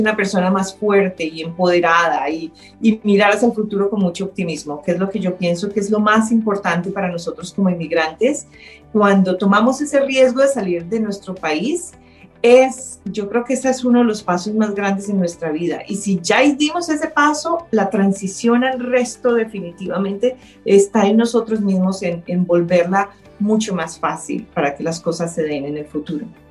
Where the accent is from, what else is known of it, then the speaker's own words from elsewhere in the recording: Colombia; moved away as an adult; now in Canada; Nací en Colombia y llegué al Canadá hace 17 años